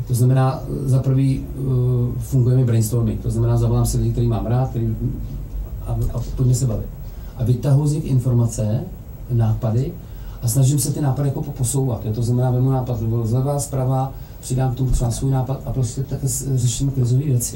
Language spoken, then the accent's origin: Czech; Czechia; protože jsme Češi